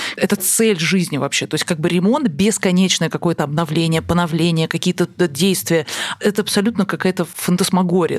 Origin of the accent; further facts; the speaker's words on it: Kaluga Oblast, Russia; Я, правда, из Калужской области